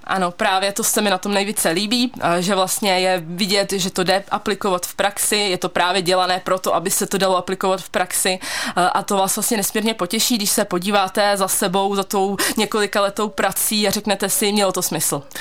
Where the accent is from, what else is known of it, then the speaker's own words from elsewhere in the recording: Pardubice, Pardubice Region, Czechia; Maminka mě právě doporučila fakultu chemicko-technologickou tady u nás v Pardubicích